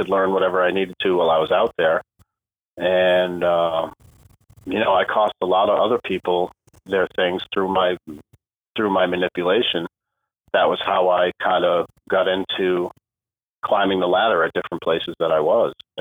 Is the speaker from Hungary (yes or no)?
no; New England, United States; moved away as an adult; also born or lived in Florida; I'm from New England originally